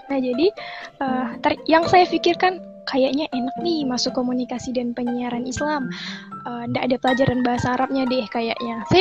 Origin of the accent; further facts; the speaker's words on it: Sintang, West Kalimantan, Indonesia; karena memang orang tua hmm. saya sendiri tidak mengizinkan untuk keluar dari uh, kota saya gitu dari Sintang